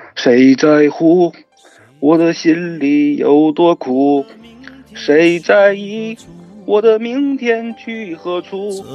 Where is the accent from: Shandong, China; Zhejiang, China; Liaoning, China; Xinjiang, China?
Liaoning, China; Shenyang; 我是沈，沈，沈阳人，就包括说我是东北人